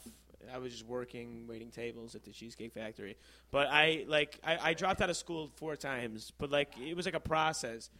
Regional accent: Stevenson High School, Illinois, United States; also born or lived in Chicago; Stevenson High School.

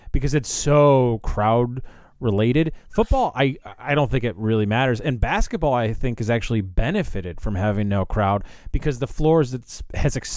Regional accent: United States; I'm an American

